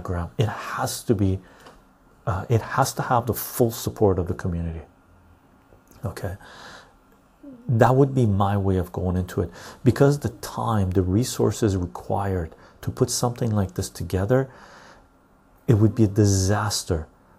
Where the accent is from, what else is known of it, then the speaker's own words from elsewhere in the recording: England, United Kingdom; I'm English.